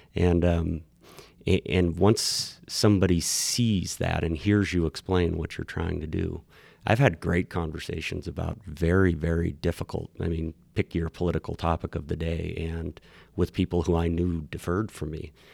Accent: Miles City, Montana, United States; now in Bozeman, United States; I was born in Miles City. I was, I'm a quote unquote original Montanan

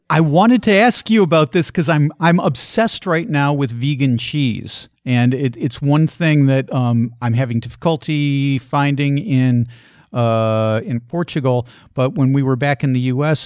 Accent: Chicago, Illinois, United States; moved away as an adult; also born or lived in Asheville, North Carolina; I grew up in the Chicago area

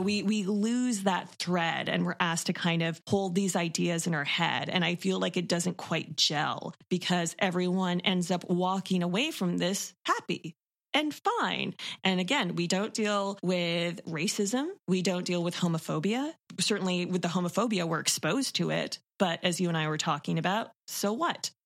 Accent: Toronto, Ontario, Canada; I'm born and raised in Toronto

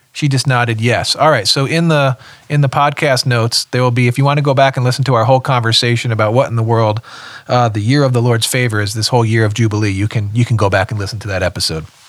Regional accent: West Windsor, New Jersey, United States; moved away; my hometown is West Windsor, New Jersey

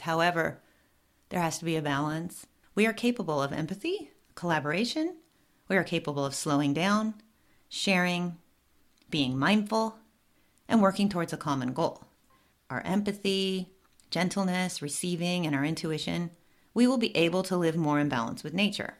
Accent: Southern California, United States; I was born and raised in Southern California

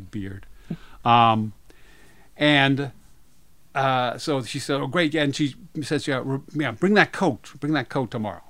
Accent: Rockville, Maryland, United States; in my hometown, Rockville, Maryland

